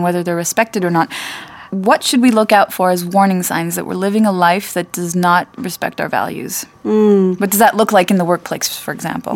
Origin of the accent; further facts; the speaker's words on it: United States; moved away; also born or lived in France; I grew up in the States, but I'm French